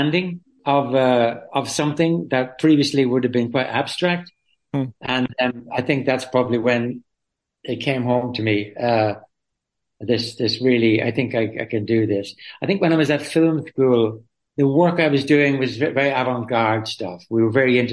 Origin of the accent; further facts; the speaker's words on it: Dublin, Leinster, Ireland; moved away as an adult; also born or lived in London; I was born in Dublin. I lived in Dublin City and I emigrated to England, to London when I was 18 after school.